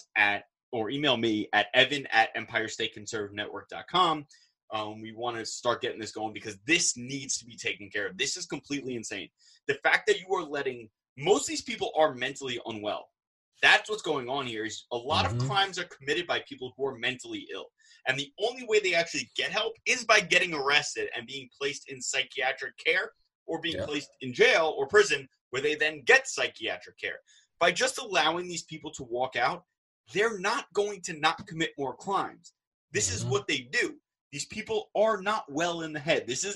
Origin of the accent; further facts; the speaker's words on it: Port Washington, New York, United States; I grew up in Soundview in Port Washington, in North Shore of Long Island